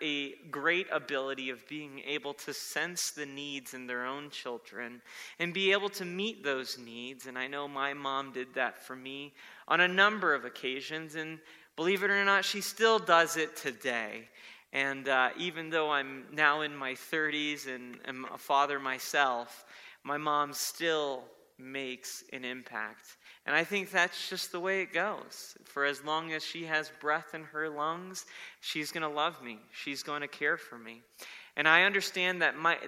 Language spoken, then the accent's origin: English; South Florida, United States; when I was a boy growing up in South Florida, we had moved to a new town